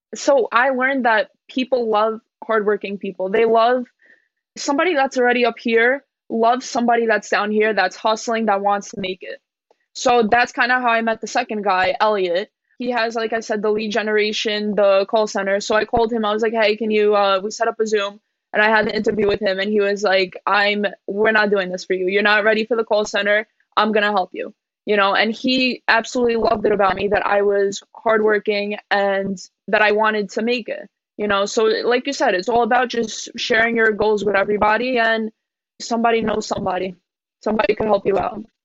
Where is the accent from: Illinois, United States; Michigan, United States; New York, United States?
New York, United States; I'm from New York. My parents came here at a very young age from Poland